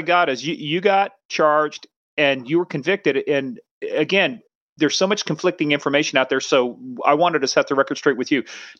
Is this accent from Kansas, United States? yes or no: yes; Kansas, United States; I was from Kansas